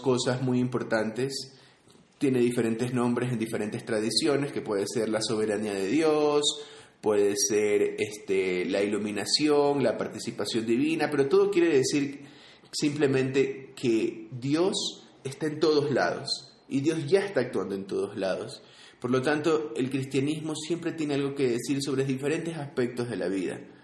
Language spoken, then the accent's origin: Spanish; Guayaquil, Guayas, Ecuador; now in Quito, Ecuador; yo soy de Guayaquil, Ecuador.